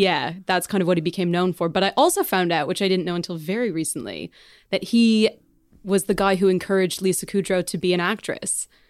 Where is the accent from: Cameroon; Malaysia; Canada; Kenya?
Canada; moved away as an adult; now in England; I'm Canadian